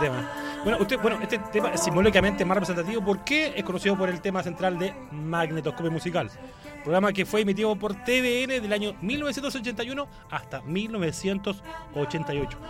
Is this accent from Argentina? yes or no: no; Viña del Mar, Valparaíso, Chile; yo, soy de Viña